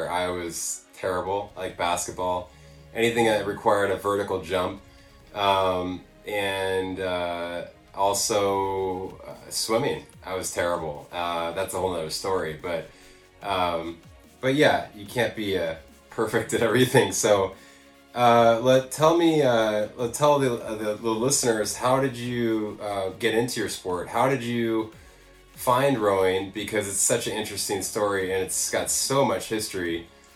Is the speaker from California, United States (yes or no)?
yes; Los Angeles, California, United States; growing up here